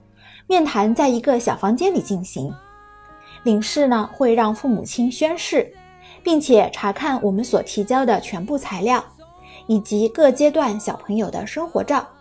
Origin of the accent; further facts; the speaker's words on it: China; 就好比我们中国人所持有的中国护照